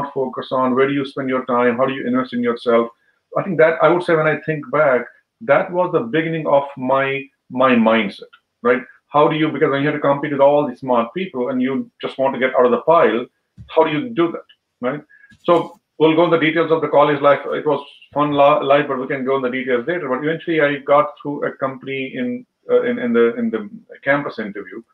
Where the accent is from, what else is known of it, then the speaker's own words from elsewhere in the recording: Jammu and Kashmir, India; moved away as an adult; now in United States; I was born there. And I was in the school, I think, until 10th grade, I was in Kashmir.